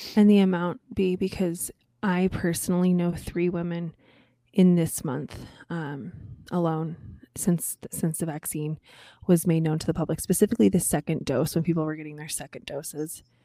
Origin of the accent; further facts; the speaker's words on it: Colorado, United States; moved away; my home state, Colorado